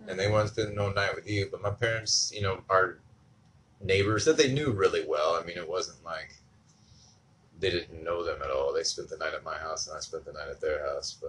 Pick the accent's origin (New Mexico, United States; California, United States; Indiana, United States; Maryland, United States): Indiana, United States; a small town in; I'm from a small town in Indiana. And I've got a few siblings. And grew up as a Jehovah's Witness